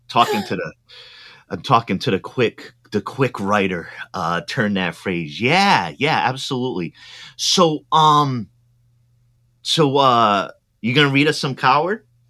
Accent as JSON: {"language": "English", "region": "East Coast", "country": "United States", "tie": "born or raised there", "also_born_or_lived": "Midwest", "moved": "yes", "lives_now": "Oregon, United States", "said": "I grew up on the East Coast"}